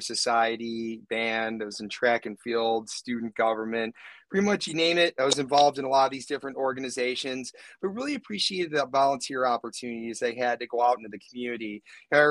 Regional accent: Bolingbrook, Illinois, United States; also born or lived in Yorkville, Illinois / Champaign-Urbana, Illinois; I was born and raised out here. So I've been Bolingbrook resident since 1983

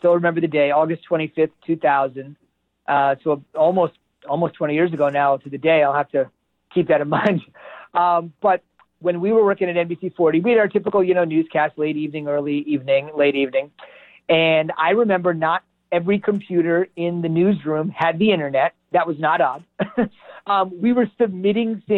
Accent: central New Jersey, United States; I'm a Jersey guy. I grew up in Jersey my whole life, central New Jersey

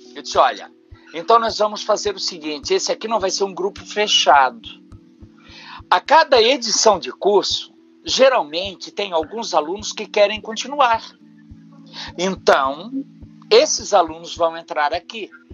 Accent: Itajaí, Santa Catarina, Brazil; also born or lived in Blumenau; eu tinha acabado de voltar para Itajaí, 1900, final de 84

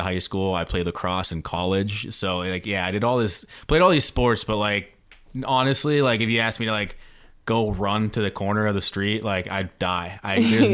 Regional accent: Edinboro, Pennsylvania, United States; moved away as an adult; now in Philadelphia, United States; I'm from Edinburgh, Pennsylvania, which is right outside of Erie

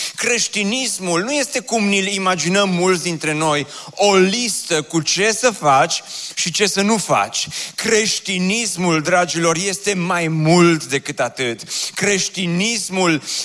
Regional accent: Oradea, Bihor County, Romania; m-am născut în Oradea și am copilărit în cartierul Ioșia pe strada Belșugului

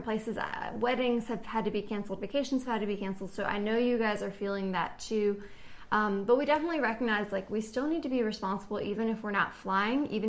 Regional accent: East Coast, United States; we're from the East Coast

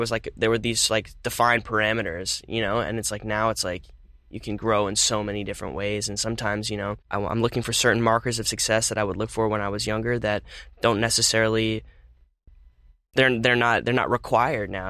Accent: Phoenix, Arizona, United States; moved away as an adult; also born or lived in California; I mostly spent my childhood in Phoenix

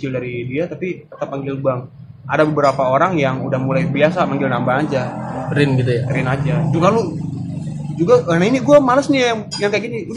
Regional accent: Padang, West Sumatra, Indonesia; moved away as an adult; now in Jakarta, Indonesia; Gua dari kecil sampai sampai selesai kuliah sampai baru kali ini gue bertahan hidup di Jakarta

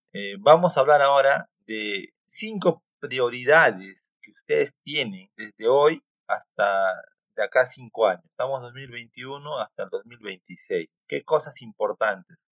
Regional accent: Peru; soy peruano

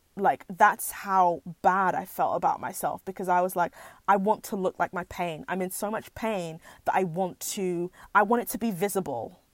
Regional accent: United Kingdom; as British Nigerians or second generation immigrants

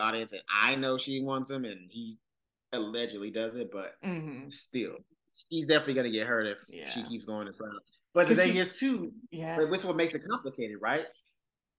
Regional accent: the South, United States; I'm from the South

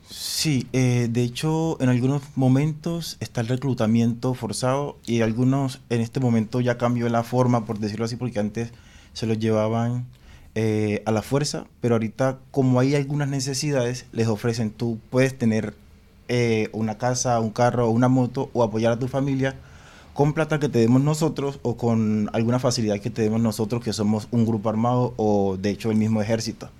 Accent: Apartadó, Antioquia, Colombia; soy de Apartado, Antioquia

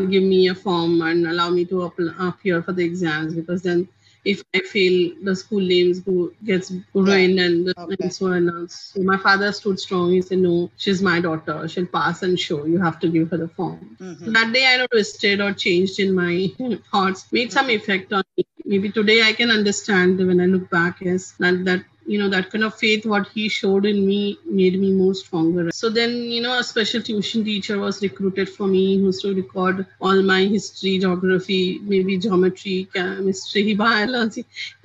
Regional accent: Mumbai, Maharashtra, India; I'm from Mumbai, India.

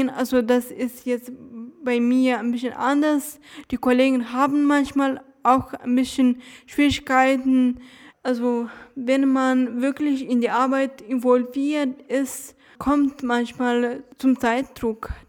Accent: Dresden, Saxony, Germany; Ja, ja, ich bin in Dresden zur Schule gegangen.

